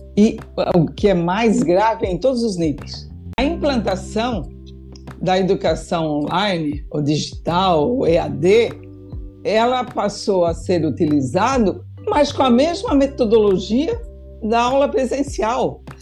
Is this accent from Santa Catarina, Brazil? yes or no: yes; Indaial, Santa Catarina, Brazil; eu venho de uma região, né? eu sou do município de Indaial, né? Meu pai trabalhou a vida inteira numa indústria têxtil